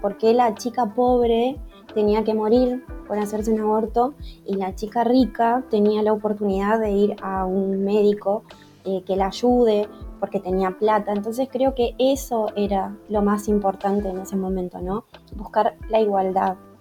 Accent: Entre Ríos, Argentina; soy de Argentina, eh, provincia de Entre Ríos

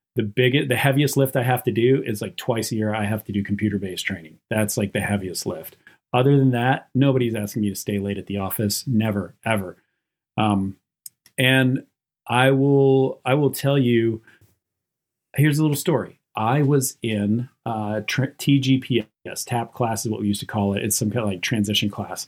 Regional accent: Western North Carolina, United States; I grew up on a map dot in Western North Carolina out in the mountains and in a super duper poor area

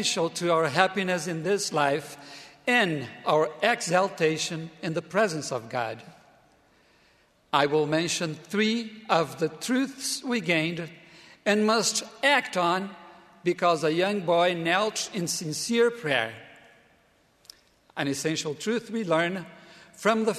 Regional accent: Brazil; moved away as an adult; also born or lived in Provo, Utah; my home country, Brazil

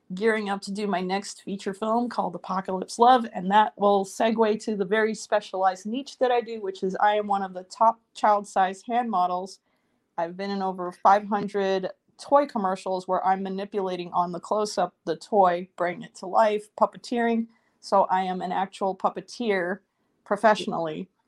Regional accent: New York City, New York, United States; moved away as an adult; also born or lived in Moscow, Russia; now in Los Angeles, United States; I was born in Moscow, and then my family emigrated to the US when I was four years old, and I grew up in New York City

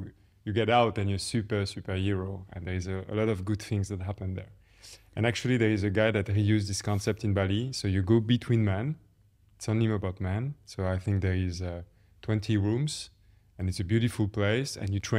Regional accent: France; English is a second language; moved away as an adult; also born or lived in Paris; now in London, United Kingdom; I grew up in France. I have a talent for math, so I ended up doing an engineering school. I work in Paris.

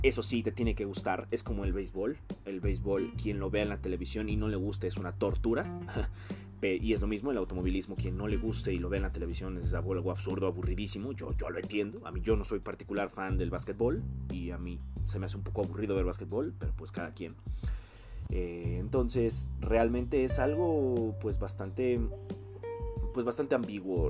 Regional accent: Mexico; yo soy de México

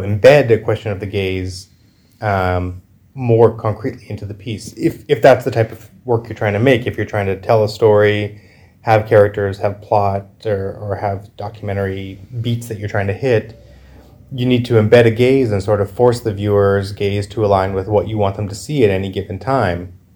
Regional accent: Canada; I come from Canada

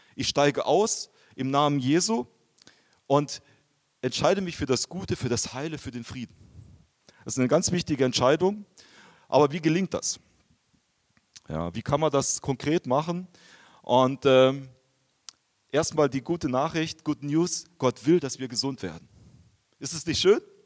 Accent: Bavaria, Germany; moved away; also born or lived in Japan; ich komme eigentlich aus Bayern

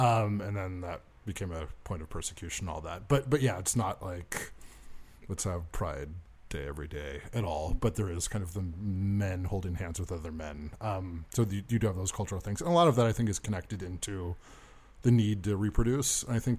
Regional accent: United States; born there; because I was born in the America lands.

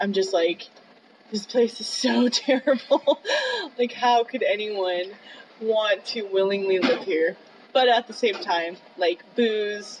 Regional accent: Las Vegas, Nevada, United States; moved away as an adult; I grew up in Las Vegas

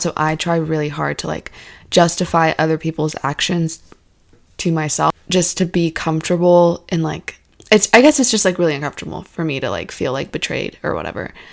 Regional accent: Alaska, United States; I was born in Alaska

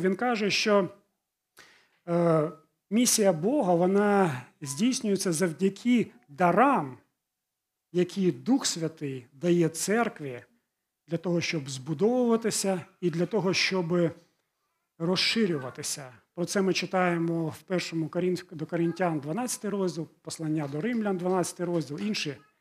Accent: Ukraine; first language Russian; Ukrainian is a second language; Я жив і ту частину, ту ті частині України, де в містах більшість розмовляли російською

